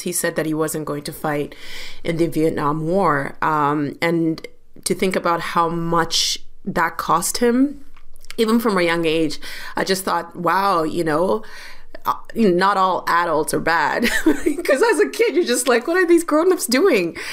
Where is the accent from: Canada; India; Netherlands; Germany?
Canada; London, Ontario; I grew up in London, Ontario